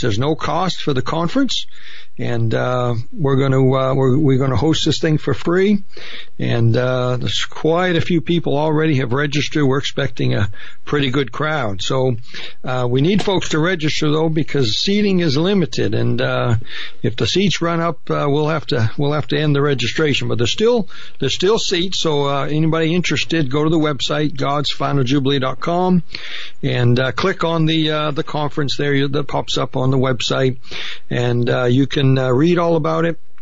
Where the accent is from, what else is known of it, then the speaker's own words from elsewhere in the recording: Maine, United States; I grew up in Maine.